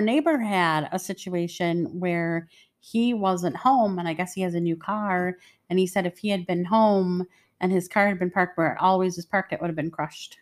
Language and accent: English; Detroit, Michigan, United States; moved away; I grew up in the streets of Detroit.